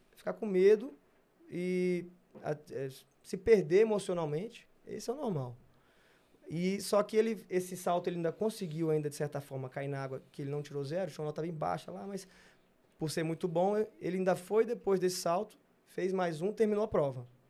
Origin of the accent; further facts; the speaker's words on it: Brasília, Federal District, Brazil; moved away as an adult; also born or lived in Rio de Janeiro; de Brasília foi eu e Hugo durante muito tempo, é, quatro Olimpíadas, saindo do mesma escola